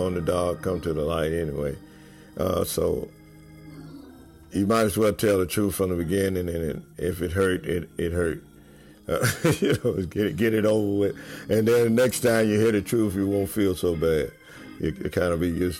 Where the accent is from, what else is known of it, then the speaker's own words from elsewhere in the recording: Winnsboro, Louisiana, United States; now in Bernice, United States; Born and raised in Winnsboro, Louisiana